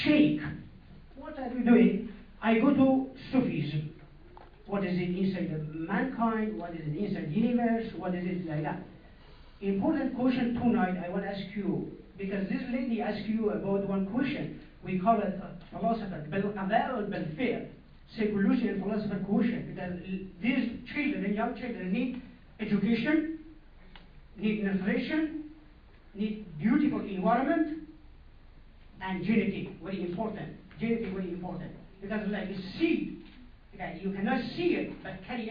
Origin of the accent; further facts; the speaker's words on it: Iran; English is a second language; I'm from Iranian